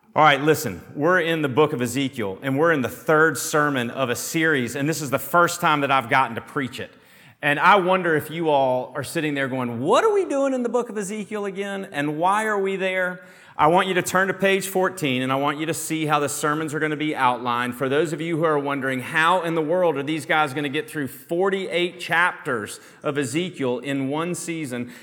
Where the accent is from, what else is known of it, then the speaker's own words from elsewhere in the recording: Chattanooga, Tennessee, United States; I grew up on Lookout Mountain right outside of Chattanooga, Tennessee